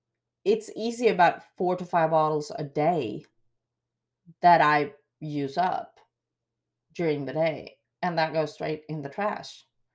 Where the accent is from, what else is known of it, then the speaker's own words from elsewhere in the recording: Sweden; English is a second language; now in Wills Point, United States; What I do miss is, like here in the town I live, Wills Point, growing up in Sweden, you are blessed and spoiled with tap water.